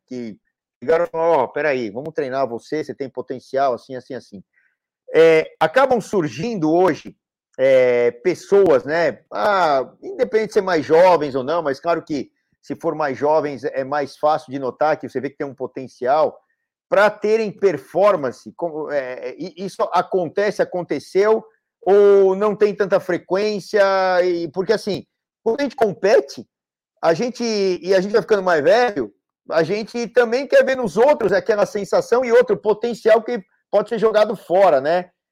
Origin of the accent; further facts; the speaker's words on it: São Paulo, Brazil; mesmo sendo paulistano aqui, paulista e paulistano